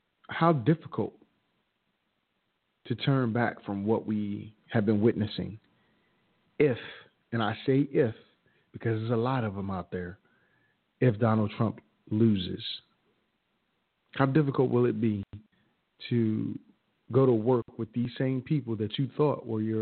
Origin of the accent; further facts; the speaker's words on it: United States; I was born in America. I wasn't born in Africa, but I'm African-American, a heritage, that is